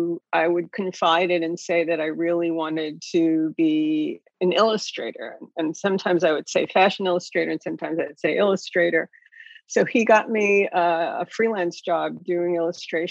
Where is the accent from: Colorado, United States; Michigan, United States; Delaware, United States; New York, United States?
New York, United States; New York City; I grew up in New York City, born and bred